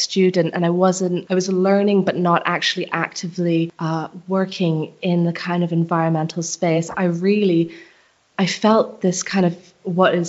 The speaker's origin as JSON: {"language": "English", "country": "Barbados", "moved": "yes", "said": "I come from Barbados in the Caribbean, and I haven't lived there for a long time"}